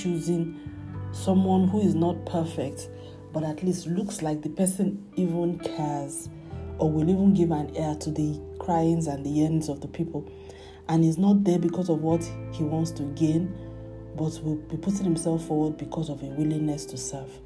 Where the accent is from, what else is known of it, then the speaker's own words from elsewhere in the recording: Nigeria; as a Nigerian